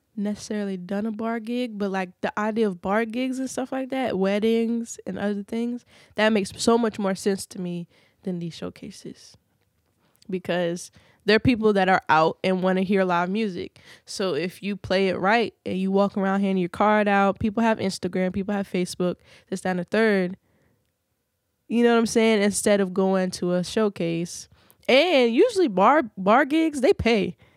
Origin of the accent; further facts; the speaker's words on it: Virginia Beach, Virginia, United States; Pungo, I stay close to Pungo, and Pungo is like the country of Virginia Beach, but I'm from Grand Run.